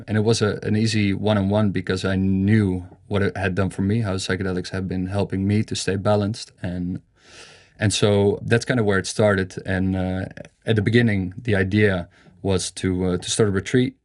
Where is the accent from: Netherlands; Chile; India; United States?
Netherlands; Amsterdam, North Holland; I'm from Amsterdam.